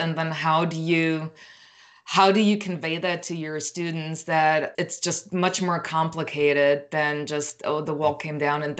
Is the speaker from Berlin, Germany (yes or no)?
yes; Berlin, Germany; I grew up in Berlin, but Eastern Berlin, and then I had family also in Saxony.